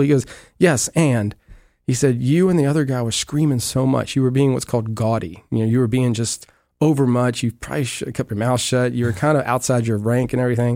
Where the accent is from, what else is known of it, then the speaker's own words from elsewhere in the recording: Amelia, Virginia, United States; moved away as an adult; now in Clearwater, United States; I grew up originally in Amelia, Virginia, a little small town west of Richmond